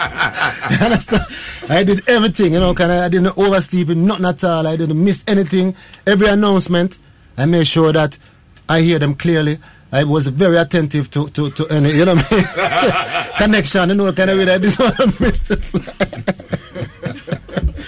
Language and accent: English; Maroon Town, Jamaica; I'm a Maroon. We're from Maroon Town